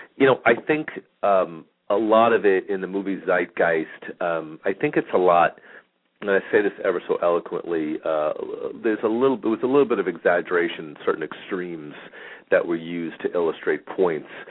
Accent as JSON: {"language": "English", "region": "New York", "country": "United States", "moved": "yes", "lives_now": "Phoenix, United States", "said": "I'm from New York"}